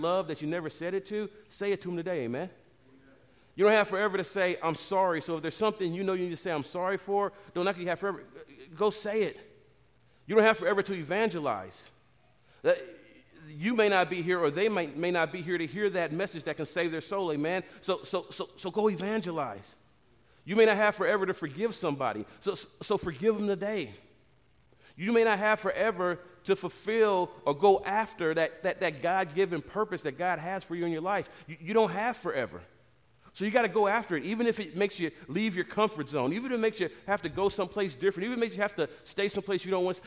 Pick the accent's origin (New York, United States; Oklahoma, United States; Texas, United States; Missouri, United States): Missouri, United States; St. Louis; I grew up in St. Louis my whole life.